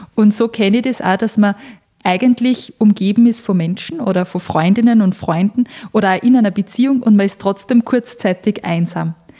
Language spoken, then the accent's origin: German; Austria; moved away as an adult; now in Switzerland; ich bin ja frisch aus Österreich in die Schweiz gezogen vor ein paar Monaten